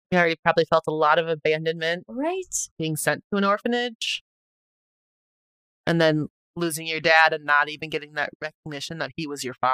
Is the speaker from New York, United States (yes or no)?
no; Wisconsin, United States; moved away; when I quit my job in Wisconsin